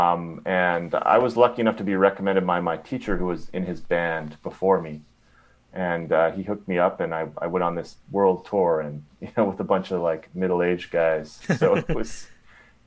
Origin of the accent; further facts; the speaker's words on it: Winnipeg, Manitoba, Canada; I grew up in Winnipeg, grew up in the Wolseley area